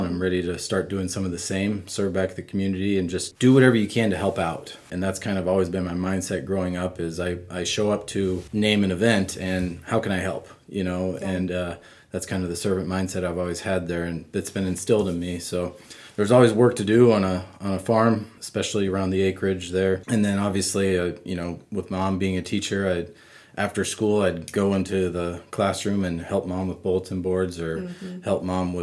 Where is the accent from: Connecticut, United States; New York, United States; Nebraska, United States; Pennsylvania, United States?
Nebraska, United States; Wisner; now in York, United States; I grew up in Cumming County. It's northeast Nebraska, town of Wisner